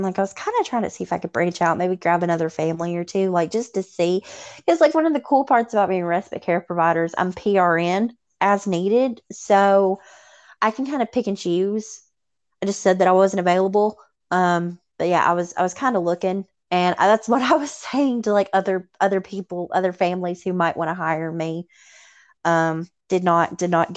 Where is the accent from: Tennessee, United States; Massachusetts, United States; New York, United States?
Tennessee, United States; accent: Southern; I'm from Tennessee